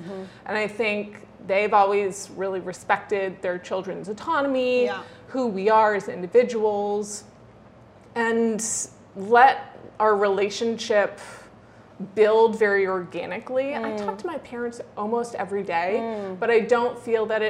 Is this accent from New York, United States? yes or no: no; a little bit north of Boston, Massachusetts, United States; I grew up in Massachusetts